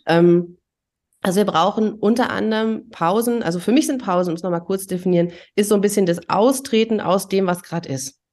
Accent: East Germany, Germany; ich bin ja auch in der DDR groß geworden

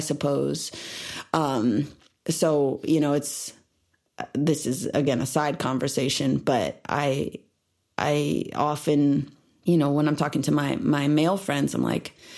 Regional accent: Illinois, United States; now in Los Angeles, United States; growing up in Illinois

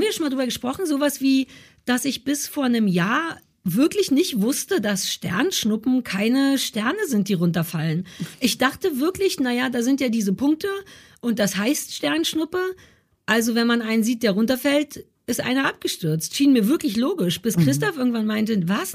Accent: Berlin, Germany; also born or lived in London; Ich bin in Berlin Mitte groß geworden

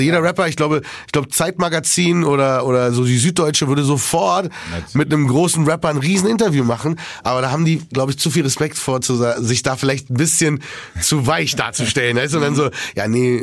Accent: Berlin, Germany; ich komme ja aus Berlin, ich kenne die Sonderallee

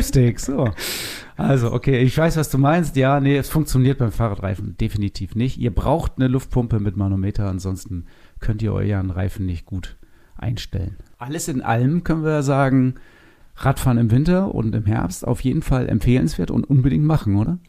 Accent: Northern Germany, Germany; bei uns in Norddeutschland. Das ist ja gar keine Frage, weil von hier kommen wir

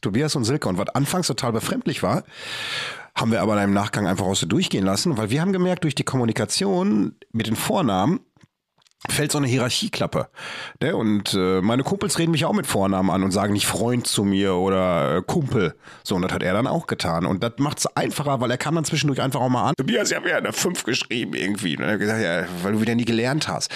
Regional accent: Bochum, North Rhine-Westphalia, Germany; ich komme aus Waldmar Mark

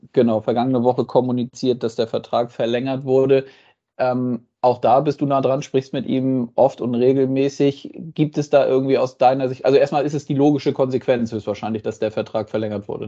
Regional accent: Northern Germany, Germany; als gebürtiges Nordlicht

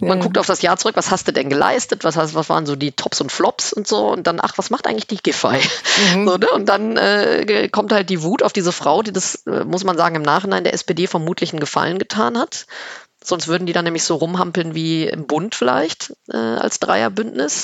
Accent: Rhineland, Germany; now in Berlin, Germany; als Rheinländerin

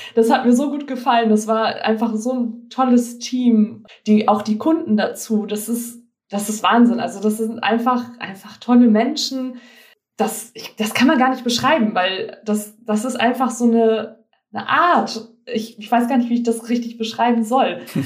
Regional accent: Frankfurt area, Hesse, Germany; moved away; Ich komme eigentlich aus dem Frankfurter Raum.

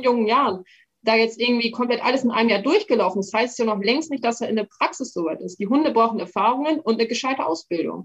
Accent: Emsland, Lower Saxony, Germany; ich komme aus dem Emsland, das ist ein sehr niederwildlastiges Revier.

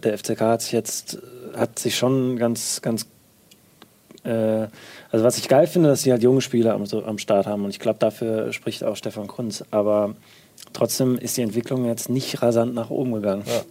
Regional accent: Marburg, Hesse, Germany; ich komme aus Marburg

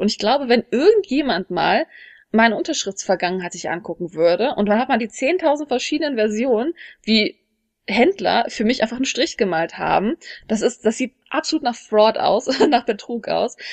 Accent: Germany; moved away as an adult; now in South Korea; als Deutsche

